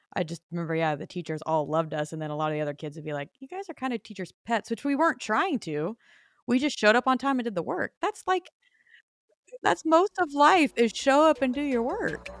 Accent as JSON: {"language": "English", "town": "Phoenix", "region": "Arizona", "country": "United States", "tie": "born or raised there", "also_born_or_lived": "Nashville", "moved": "as an adult", "said": "born and raised in Phoenix"}